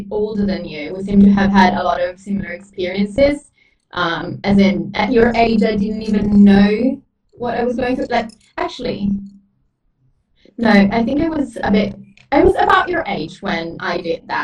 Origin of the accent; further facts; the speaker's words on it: Italy; moved away; I grew up in a small town that never helps with anything. I grew up in Italy